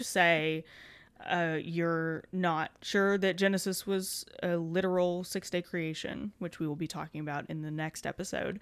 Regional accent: Kentucky, United States; we've both been born and raised in Kentucky

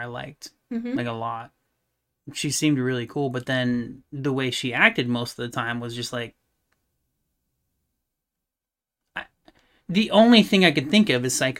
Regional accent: United States; as an American and what we've been trained to be our whole lives

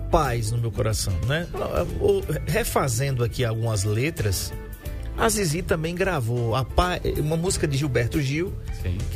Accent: Alagoas, Brazil; eu sou suspeito para falar porque eu sou alagoano e é ele é alagoano também.

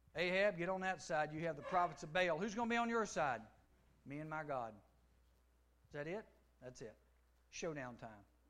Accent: United States; Grew up with him back in Giles, where my hometown is.

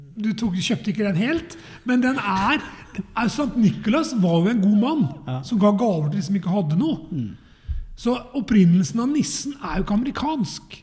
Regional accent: Eastern Norway, Norway; moved away; jeg er jo fra Østlandet

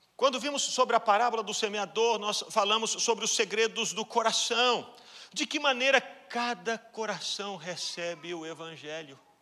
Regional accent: Brazil; moved away; todos nós que estamos aqui, que somos brasileiros

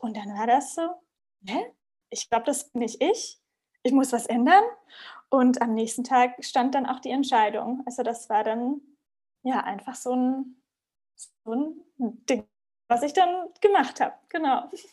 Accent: Southern Germany, Germany; moved away as an adult; also born or lived in Ghana; bin aus der Heimat ähm, in Süddeutschland weggezogen

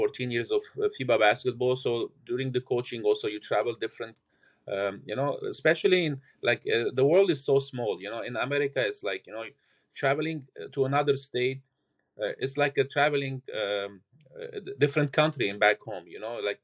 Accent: Lebanon; moved away; I'm originally from Lebanon. I played there for 18 years professional

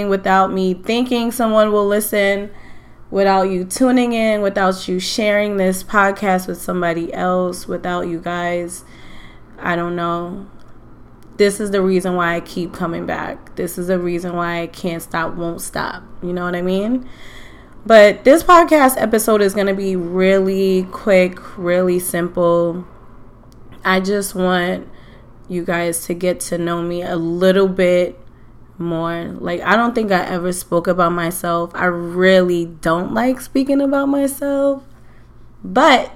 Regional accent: New York City, New York, United States; I am from Queens, St. Albans, Queens to be exact. I love that I grew up in Queens

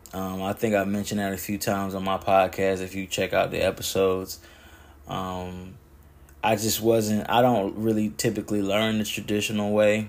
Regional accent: West End, North Carolina, United States; moved away as an adult; also born or lived in Pinehurst, North Carolina; now in Pennsylvania, United States; Born and raised in Moore County, North Carolina. I was born in Pinehurst and raised in West End

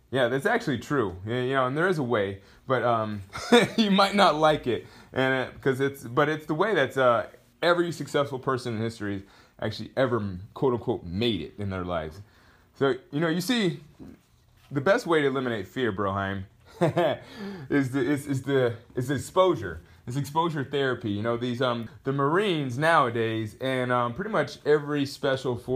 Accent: Georgia, United States; born there; also born or lived in Hawaii / Texas / Rhode Island / Kentucky; I was born in Georgia. I've lived in, uh, geez, I don't even, let's, let's count together. I've lived in, in Georgia. Then from Georgia, I moved to Hawaii. Then from Hawaii, I moved to uh, Texas. Then I moved to Rhode Island.

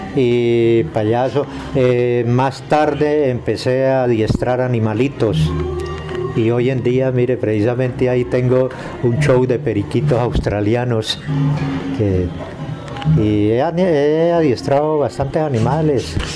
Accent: Mesa de los Santos, Santander, Colombia; now in Girón, Colombia; Yo nací en, la Mesa de los Santos, Santander.

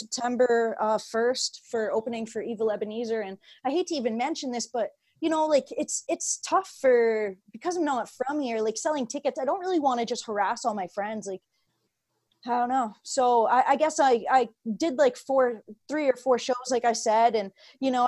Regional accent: Belleville, Ontario, Canada; moved away; My hometown is a small place of Belleville.

